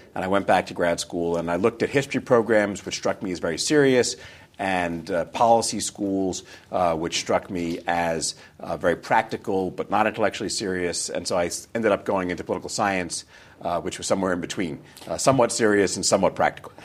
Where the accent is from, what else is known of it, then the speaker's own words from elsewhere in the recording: New York, United States; I was born and raised in New York, uh, New York, New York